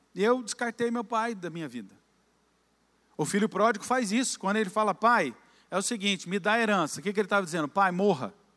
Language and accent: Portuguese; Campinas, São Paulo, Brazil; moved away as an adult; also born or lived in Curitiba; now in Orlando, United States; Nós somos originais de Campinas, fomos criados lá